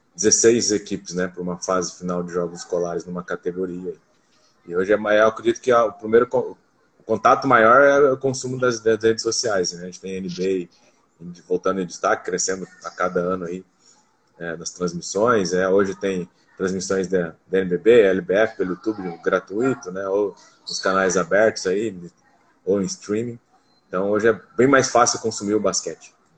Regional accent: Foz do Iguaçu, Paraná, Brazil; eu sou nascido aqui em Foz do Iguaçu

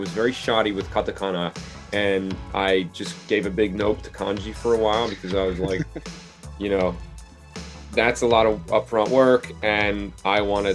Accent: New Jersey coast, United States; moved away as an adult; also born or lived in Philadelphia, Pennsylvania; now in Tokyo, Japan; I'm originally from Philly, grew up by the coast in Jersey as well

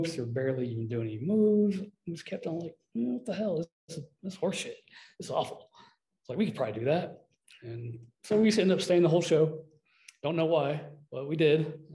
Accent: Northwest Arkansas, United States; Growing up in Northwest Arkansas, not a wrestling territory, not a wrestling town, no Fayetteville

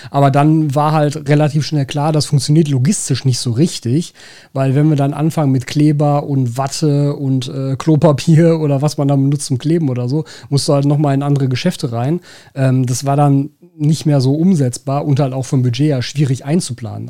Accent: Ruhr area, North Rhine-Westphalia, Germany; accent: Ruhrpott; first language German; das Ruhrpott kein Verständnisproblem erzeugt

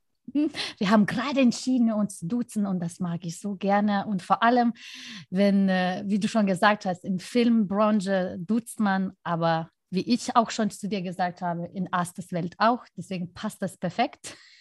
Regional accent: Lithuania; mein Heimatland

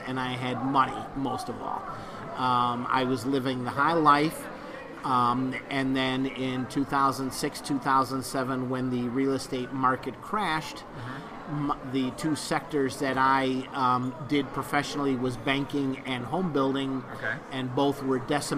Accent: Chicago, Illinois, United States; moved away as an adult; also born or lived in Cape Coral, Florida; Originally, I'm from Chicago, Illinois

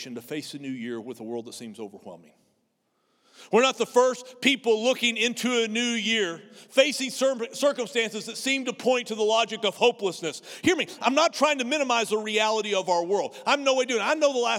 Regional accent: near Amarillo, Texas, United States; I grew up in 50 miles from a nuclear weapons assembly plant called Pantex outside of Amarillo

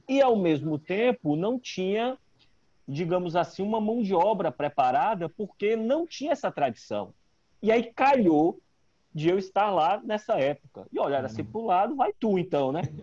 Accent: Natal, Rio Grande do Norte, Brazil; moved away as an adult; also born or lived in Ceará; now in Salvador, Brazil; Eu não sou baiano, né? Uhum. É, eu sou cearense, mas é, cresci em Natal. É, eu fui morar em Natal pequeno, minha família é toda cearense, mas eu fui morar em Natal, minha mãe foi transferida do trabalho e tal, e eu é, cresci em Natal. Então eu vivi em Natal dos 5 aos 23

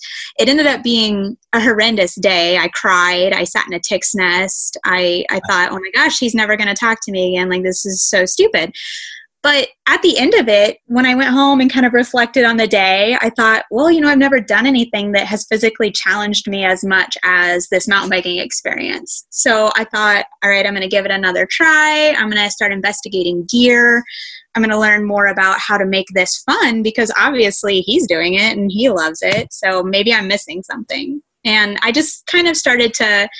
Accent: Springfield, Missouri, United States; I grew up here in Springfield, Missouri, predominantly. We did move around a little when I was young, but for the most part, I've spent all of my life in Missouri

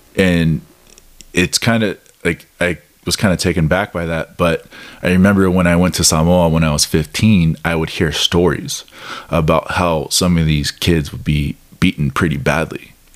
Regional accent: Midwest, United States; I grew up in the Midwest

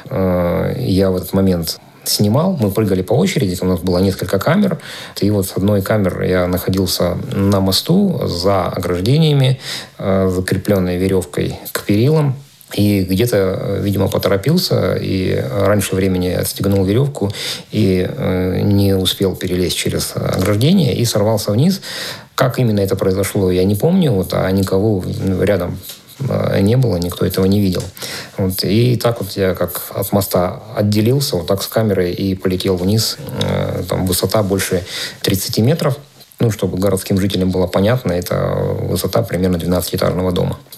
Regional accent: Maykop, Adygea, Russia; которую собирали мои земляки, там, мои одноклассники, однокурсники в моем родном городе, в Майкопе.

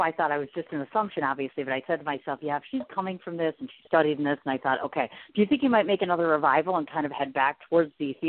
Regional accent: Midwest, United States; now in Wisconsin, United States; So am I. Obviously, I'm in Wisconsin.

